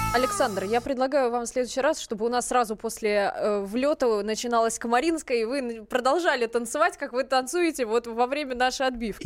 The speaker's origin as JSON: {"language": "Russian", "country": "Russia", "said": "мы, вот, из России"}